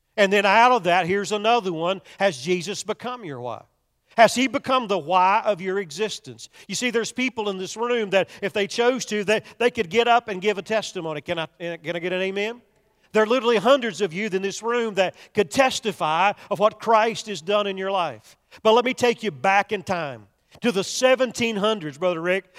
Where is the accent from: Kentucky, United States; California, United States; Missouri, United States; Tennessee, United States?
Kentucky, United States; I'm from Kentucky